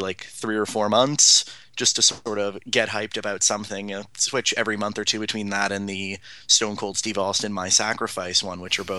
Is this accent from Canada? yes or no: yes; Toronto, Ontario, Canada; I'm a Canadian. I'm born and raised in Toronto